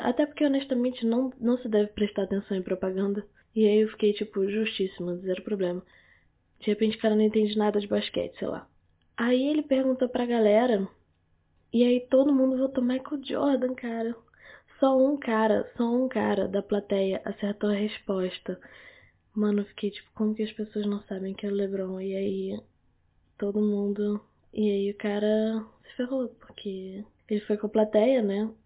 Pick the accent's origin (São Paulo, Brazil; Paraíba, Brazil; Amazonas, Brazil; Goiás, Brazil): Amazonas, Brazil; Manaus; now in Rio de Janeiro, Brazil; eu sou de Manaus. E lá em Manaus as pessoas falam assim. Pelo menos a minha família fala toda assim